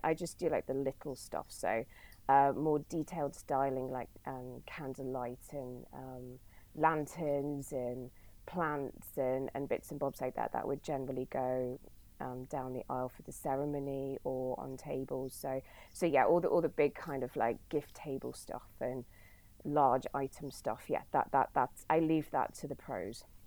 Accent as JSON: {"language": "English", "town": "Bournemouth", "region": "South West England", "country": "United Kingdom", "also_born_or_lived": "Brighton / Australia", "said": "I moved from Brighton back to Bournemouth, where I um, uh, originally lived"}